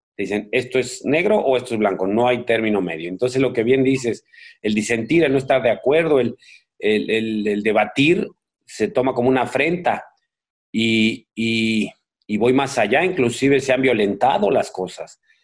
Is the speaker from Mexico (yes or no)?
yes; Mexico; moved away; soy un mexicano, mis hijos viven en México, mis hermanos viven en México